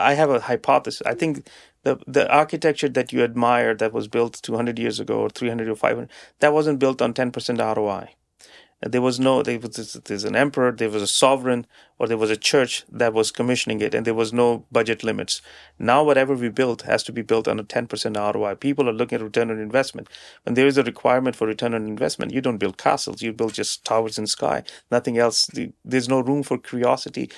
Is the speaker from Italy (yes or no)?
no; Canada; us as Canadian businesses and, and, and, and as Canadians